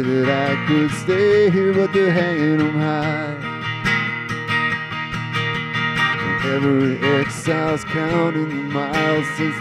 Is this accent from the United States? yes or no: yes; Bay Area, California, United States; I grew up here in the Bay Area